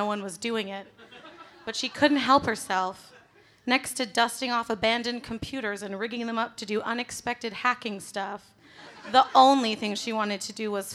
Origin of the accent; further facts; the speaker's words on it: Canada; I'm from Canada, where Margaret Atwood is from